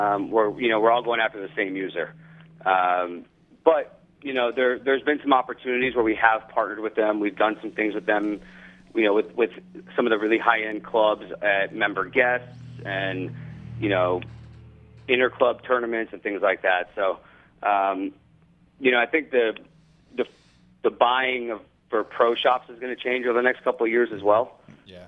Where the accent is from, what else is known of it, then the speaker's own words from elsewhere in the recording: Los Angeles, California, United States; now in Florida, United States; Grew up in Los Angeles, live in Florida